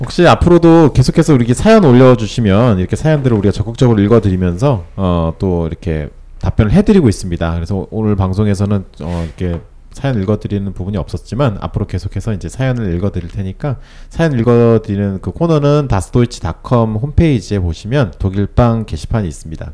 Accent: South Korea; also born or lived in Germany; 저는 한국 사람이고

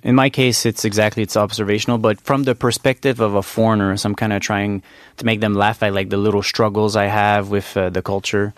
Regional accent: Montreal, Quebec, Canada; moved away as an adult; now in South Korea; I'm from Montreal

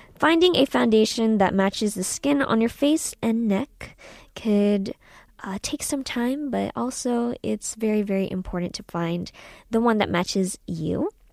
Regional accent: San Francisco, California, United States; moved away as an adult; also born or lived in Philippines; now in South Korea; I was born in the Philippines and I was raised in uh, California, San Francisco, and uh, after that I came to Korea in 2016

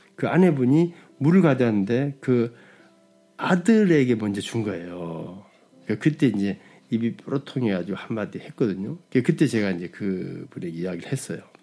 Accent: South Korea; 저도 이제 뭐 한국 남자인지라

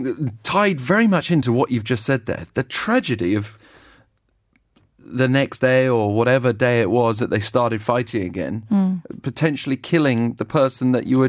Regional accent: United Kingdom; And often for me and for many other people growing up in Britain, you'll hear it in the context of a football match taking place between enemy lines.

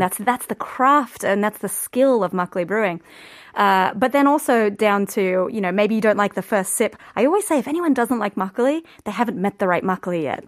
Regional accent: Australia; moved away as an adult; now in Korea; I'm Australian

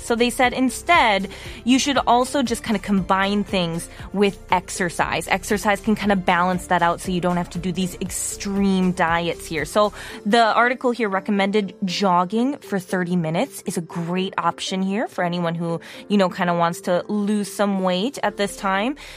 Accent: Wisconsin, United States; now in South Korea; as an American

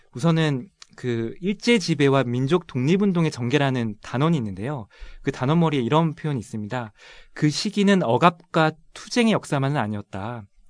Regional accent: Seoul, South Korea; also born or lived in Busan; 저는 고향이 부산인데요. 예. 학창 시절은 서울에서 보냈고요.

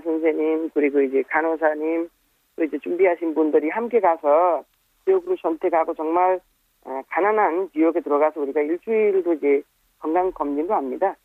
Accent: Nepal; Korean is a second language; also born or lived in South Korea; 네팔에서 여기 와서 좀 일하고 그때 겪어본 여러 가지 일도 어떻게 다시 귀국한 후에 네팔에서

